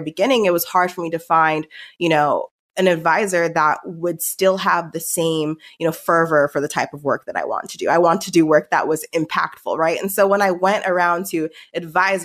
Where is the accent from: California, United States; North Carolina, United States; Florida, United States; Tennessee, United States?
California, United States; Palm Springs; moved away as an adult; also born or lived in Stanford / Cambridge, Massachusetts; I grew up in Palm Springs